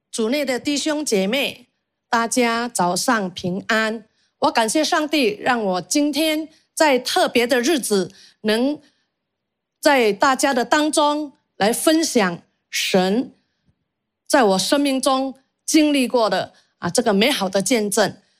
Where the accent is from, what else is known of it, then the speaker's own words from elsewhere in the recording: Indonesia; 我出生在印尼，我是印尼华裔。基督教其实对我都不陌生